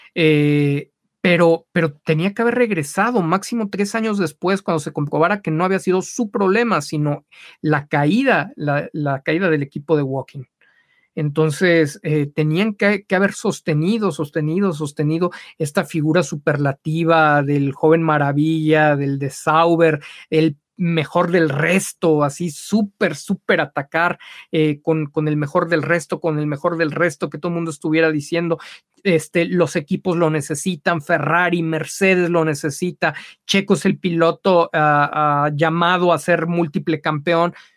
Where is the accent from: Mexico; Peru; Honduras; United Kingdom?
Mexico